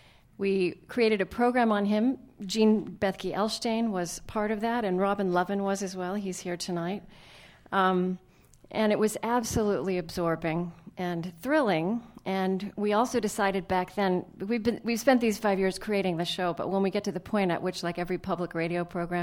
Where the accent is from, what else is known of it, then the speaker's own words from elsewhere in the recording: Minnesota, United States; because we came from Minnesota, and like the president, we don't think an ice storm is that big a deal.